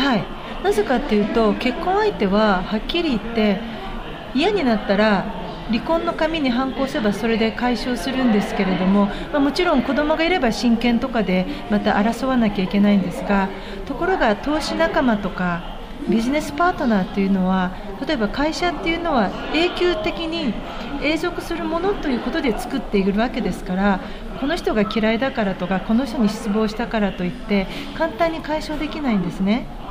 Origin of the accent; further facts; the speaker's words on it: Kansai, Japan; 私関西人です